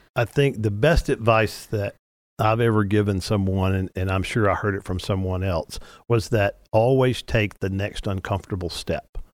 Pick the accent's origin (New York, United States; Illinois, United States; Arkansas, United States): Arkansas, United States; moved away as an adult; also born or lived in Louisiana; now in Texas, United States; I was born in Louisiana, raised in Arkansas, got to Texas as fast as I could spell it at age twenty-five